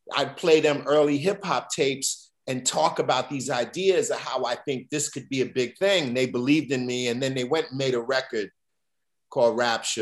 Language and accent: English; New York City, New York, United States; growing up in Bed-Stuy, Brooklyn, where my dad also pretty much grew up